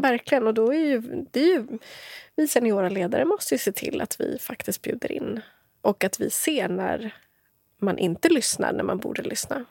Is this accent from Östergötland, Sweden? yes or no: yes; Motala, Östergötland, Sweden; moved away as an adult; also born or lived in Stockholm; Jag bodde i Motala där jag är uppvuxen